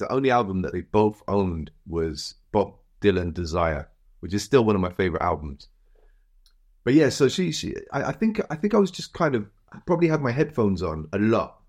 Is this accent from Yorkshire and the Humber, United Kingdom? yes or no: no; Cardiff, Wales, United Kingdom; moved away; also born or lived in Birmingham; growing up in Cardiff